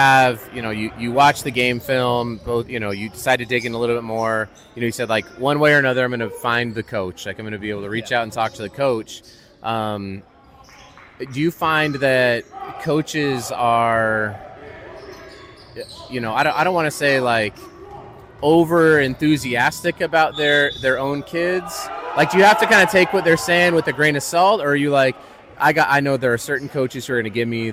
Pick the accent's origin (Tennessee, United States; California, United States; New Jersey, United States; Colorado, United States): Colorado, United States; I grew up in Colorado